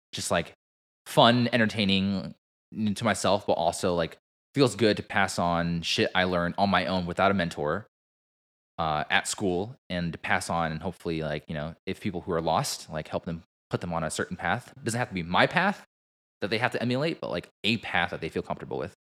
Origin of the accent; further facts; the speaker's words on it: United States; Asian American ourselves